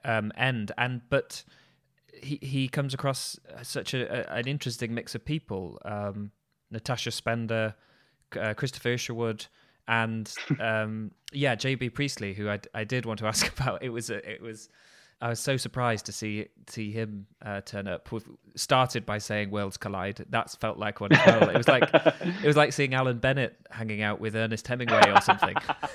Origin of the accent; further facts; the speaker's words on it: Yorkshire and the Humber, United Kingdom; I grew up in Yorkshire